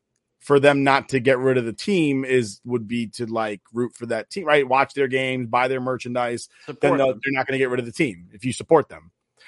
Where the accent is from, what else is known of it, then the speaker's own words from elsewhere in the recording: New York, United States; I'm represented by New York because I'm from New York.